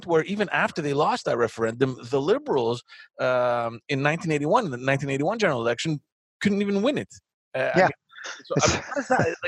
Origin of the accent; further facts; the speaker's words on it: Quebec, Canada; I'm a Bill 101 kid